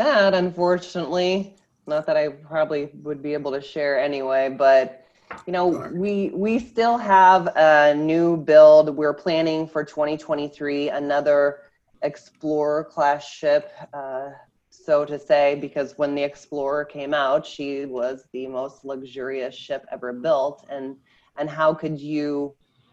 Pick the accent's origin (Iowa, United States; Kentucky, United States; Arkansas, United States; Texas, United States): Iowa, United States; moved away; I am originally from Iowa, Midwestern girl from a very small town of 500 people